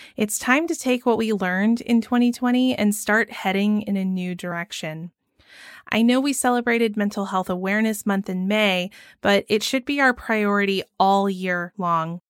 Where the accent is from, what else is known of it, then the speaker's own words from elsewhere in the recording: Georgia, United States; growing up in Georgia